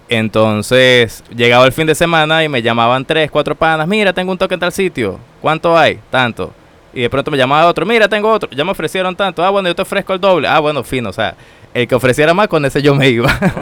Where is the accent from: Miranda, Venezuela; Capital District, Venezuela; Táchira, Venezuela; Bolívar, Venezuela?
Táchira, Venezuela; San Cristóbal; moved away as an adult; also born or lived in Santo Domingo, Dominican Republic; now in San Francisco de Macorís, Dominican Republic; yo vengo de Venezuela, de la provincia del del Táchira ya se le llama estado a las provincias. Okay. El estado Táchira, ciudad San Cristóbal